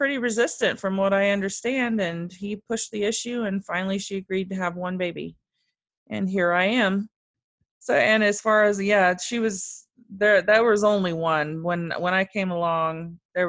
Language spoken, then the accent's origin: English; Wichita, Kansas, United States; also born or lived in Germany; In Wichita, Kansas, which is where I still live today